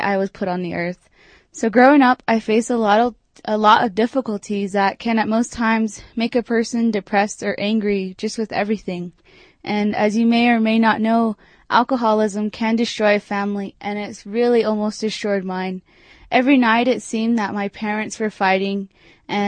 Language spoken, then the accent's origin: English; Farmington, New Mexico, United States; now in Durango, United States; I'm originally from Farmington, New Mexico